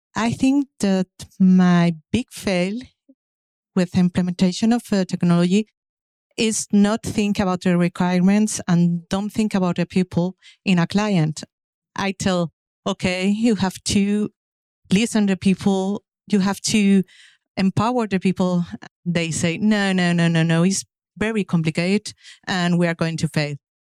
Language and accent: English; Madrid, Community of Madrid, Spain; English is a second language; I come from Madrid, Spain.